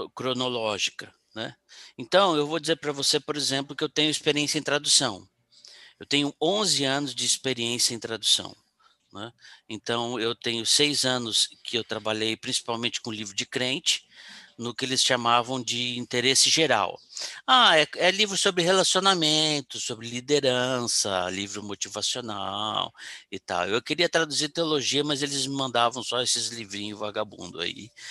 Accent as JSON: {"language": "Portuguese", "region": "São Paulo", "country": "Brazil", "also_born_or_lived": "Rio de Janeiro", "said": "eu estava no Rio, morando no Rio, mas eu sou de São Paulo"}